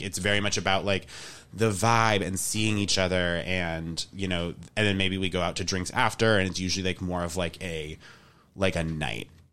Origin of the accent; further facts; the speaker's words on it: New England, United States; I am from New England